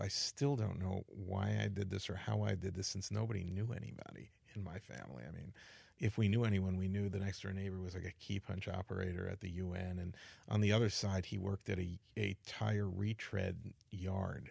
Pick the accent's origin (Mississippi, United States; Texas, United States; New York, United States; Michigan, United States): New York, United States; New York City; I grew up in the Bronx, and I thought we were middle class until I got to college